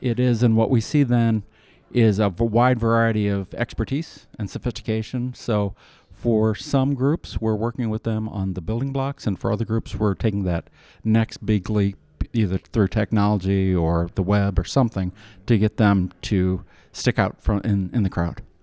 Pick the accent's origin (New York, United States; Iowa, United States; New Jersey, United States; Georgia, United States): Iowa, United States; now in Kansas City, United States; I'm from Iowa